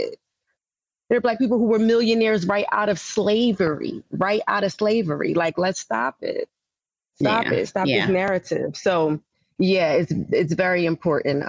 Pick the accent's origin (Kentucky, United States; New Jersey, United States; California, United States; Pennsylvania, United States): Pennsylvania, United States; Philadelphia; I grew up blue collar. I'm from Philadelphia, so working class